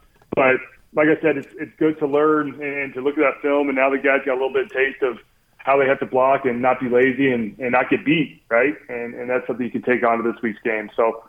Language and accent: English; Texas, United States; moved away as an adult; now in Utah, United States; I'm from Texas, my wife's from California, and we somehow ended up here in Utah.